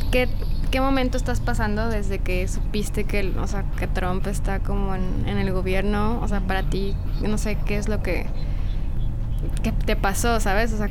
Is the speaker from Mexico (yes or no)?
yes; Mexico; now in New York, United States; Sí, es lo que veía yo de Nueva York, bueno, de donde yo vengo no es tan rush todo el tiempo